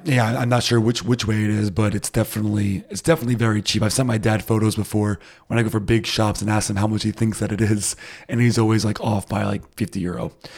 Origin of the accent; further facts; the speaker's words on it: United States; now in Germany; I'm too American for it